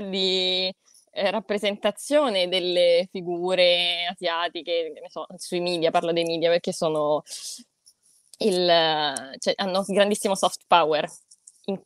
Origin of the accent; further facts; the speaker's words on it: Rome, Lazio, Italy; nata e cresciuta a Roma, in realtà sono italianissima